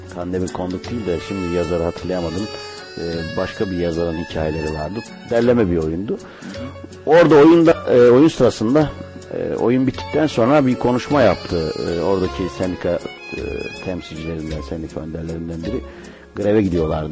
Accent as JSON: {"language": "Turkish", "region": "Ankara", "country": "Turkey", "tie": "born or raised there", "moved": "as an adult", "lives_now": "Istanbul, Turkey", "said": "Ankara'da dünyaya geldim."}